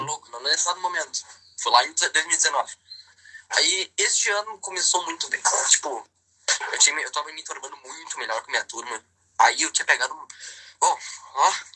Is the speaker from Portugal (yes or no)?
no; Porto Alegre, Rio Grande do Sul, Brazil; Eu sou de Porto Alegre.